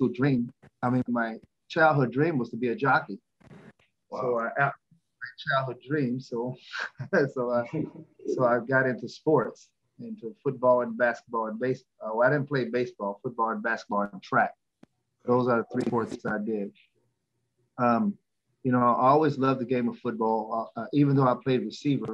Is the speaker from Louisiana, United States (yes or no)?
no; Louisville, Kentucky, United States; I'm from Louisville, Kentucky.